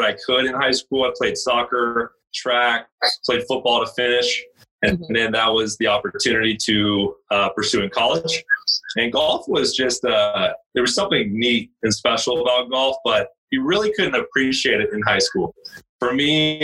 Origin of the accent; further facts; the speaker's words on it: Laguna Hills, California, United States; also born or lived in Central Washington University, Washington; I was born and raised in Laguna Hills, which is in Orange County, OC life